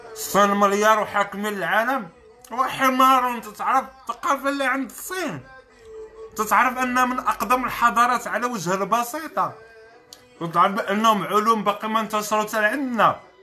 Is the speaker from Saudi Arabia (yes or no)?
no; Morocco; انا كشاب مغربي